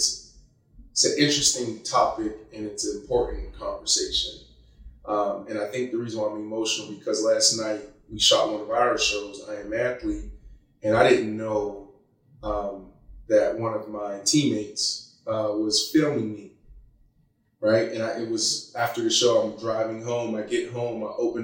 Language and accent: English; Pittsburgh, Pennsylvania, United States; I was born in Pittsburgh, Pennsylvania. Grew up in a town, East Liberty